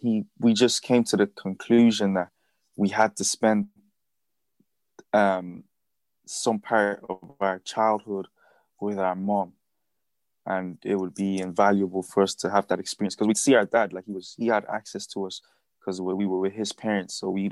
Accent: Dublin, Leinster, Ireland; now in Newbridge, Ireland; So I grew up in Blanche, went to school there, made a lot of friends, and yeah, I was pretty much like, that's where I actually identify with that part of Dublin a lot more than I do with Newbridge.

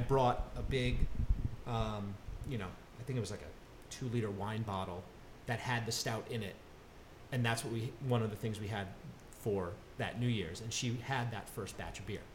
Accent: Connecticut, United States; moved away as an adult; I grew up in Connecticut.

